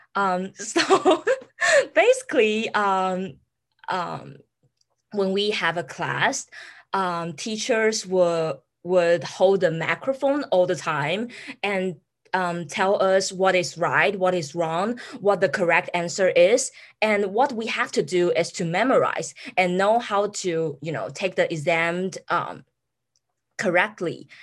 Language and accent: English; Taiwan; moved away as an adult; now in Amherst, United States; I I come from Taiwan too